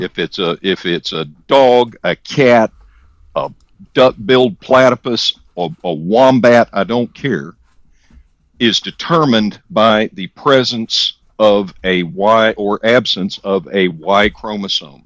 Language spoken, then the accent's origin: English; the South, United States; I am from the South, born and bred